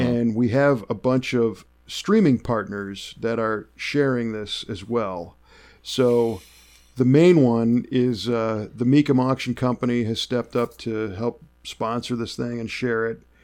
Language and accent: English; Chicago, Illinois, United States; moved away as an adult; also born or lived in Southern California; I grew up in Chicago. I know the snow.